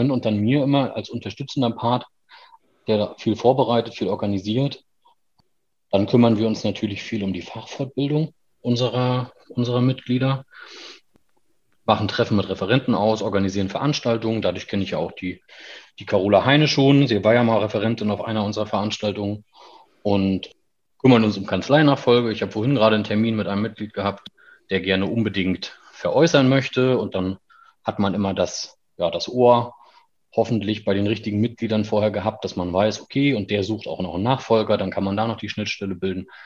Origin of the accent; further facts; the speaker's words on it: Schwerin, Mecklenburg-Vorpommern, Germany; ich komme aus Schwerin gebürtig habe in Wismar studiert, das ist ja nicht unweit von Schwerin, allerdings an der Ostsee gelegen